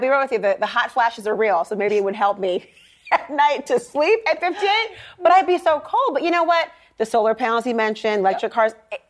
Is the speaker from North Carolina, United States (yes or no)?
no; Minnesota, United States; I'm from Minnesota, mind you.